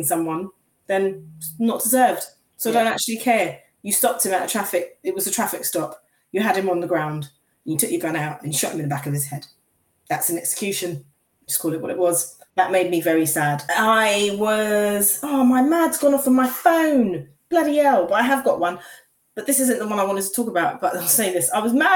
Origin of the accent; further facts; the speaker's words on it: Grenada; as a Grenadian